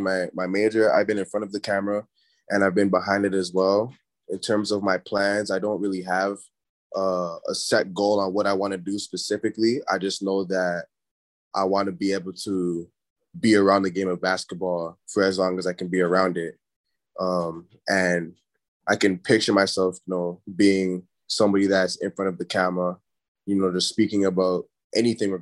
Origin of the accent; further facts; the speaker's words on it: Brampton, Ontario, Canada; moved away as an adult; also born or lived in Toronto; now in Toledo, United States; I'm from Brampton, but, you know, Brampton's close to Toronto.